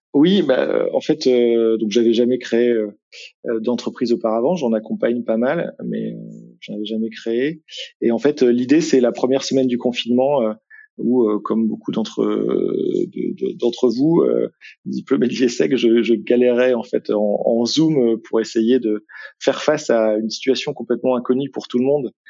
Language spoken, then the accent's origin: French; Brittany, France; moved away as an adult; now in Lille, France; je suis breton d'origine